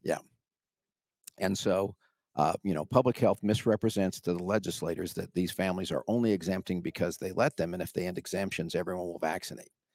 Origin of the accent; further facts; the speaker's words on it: Washington, United States; also born or lived in California; I moved from California to Washington